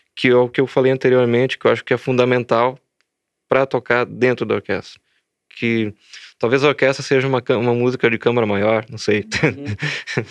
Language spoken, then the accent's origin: Portuguese; Rio Grande do Sul, Brazil; also born or lived in Belo Horizonte; Sou, gaúcho, sou gaúcho e estou em Santa Maria.